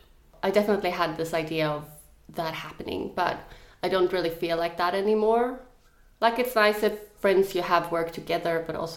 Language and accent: English; Sweden; English is a second language; now in Australia; I think when I moved to Australia from Sweden, I had like a big romantic dream about like you have a new big group of friends